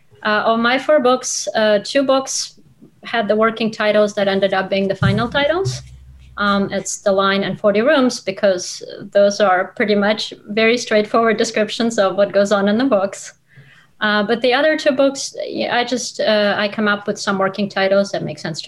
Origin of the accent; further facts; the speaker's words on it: Russia; first language Russian; English is a second language; moved away as an adult; now in United States; my best friend when I was growing up in Russia was Olga.